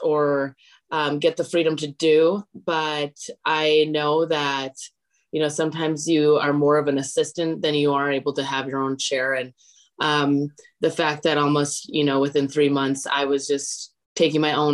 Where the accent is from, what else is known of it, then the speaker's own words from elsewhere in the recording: Wisconsin, United States; moved away as an adult; now in Los Angeles, United States; I actually am from Wisconsin. I'm from Kokona, Wisconsin, if anyone knows where that is. And I moved to LA about 3.5 years ago